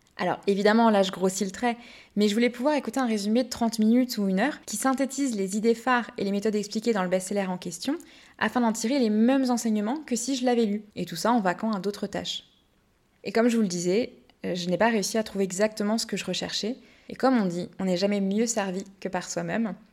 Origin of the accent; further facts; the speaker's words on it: Brittany, France; je suis bretonne